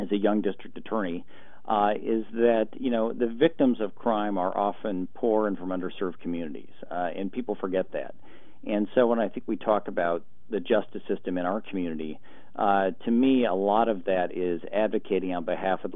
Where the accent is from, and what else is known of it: Portland, Oregon, United States; born or raised there